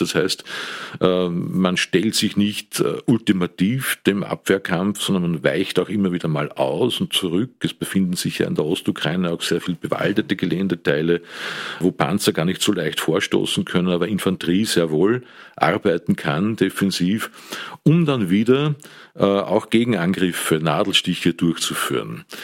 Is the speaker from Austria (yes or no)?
yes; Amstetten, Lower Austria, Austria; also born or lived in Steyr, Upper Austria; Bin 1955 geboren am Land äh, im schönen Steyr, bin aufgewachsen dann im westlichen Niederösterreich, habe dort äh, normale Volksschule besucht, das Gymnasium in Amstetten